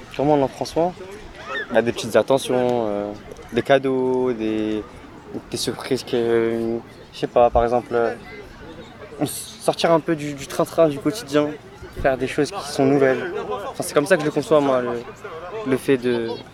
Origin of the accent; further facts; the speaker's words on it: Morocco; je suis marocain.